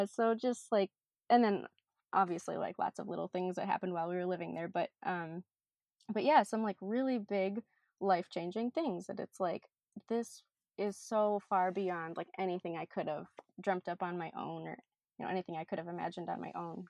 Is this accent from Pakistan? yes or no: no; Minnesota, United States; also born or lived in Ghana; I am born and raised in Minnesota